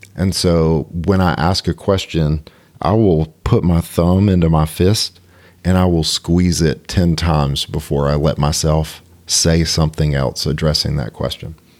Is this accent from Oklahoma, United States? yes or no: no; Cartersville, Georgia, United States; I grew up in Cartersville.